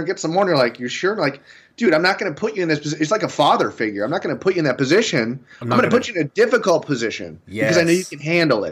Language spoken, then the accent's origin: English; Iowa, United States; I'm from Iowa